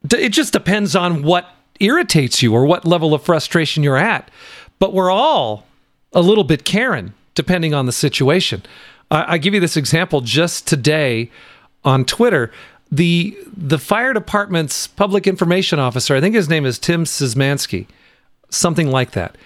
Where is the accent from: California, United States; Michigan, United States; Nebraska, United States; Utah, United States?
California, United States; moved away as an adult; also born or lived in Washington / Nevada; I was born in Washington, raised in California, and much of my adult life in Nevada